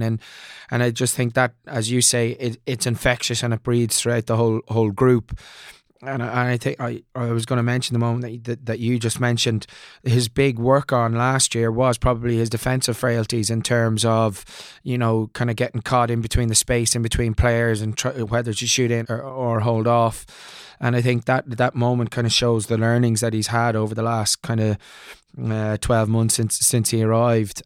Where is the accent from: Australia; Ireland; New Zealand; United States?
Ireland; moved away; also born or lived in Leicester, England; I'm an Irish boy